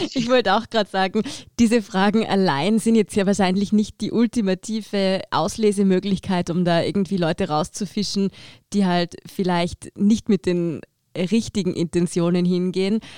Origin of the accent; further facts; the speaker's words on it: Tyrol, Austria; now in Vienna, Austria; ich komme selber aus Tirol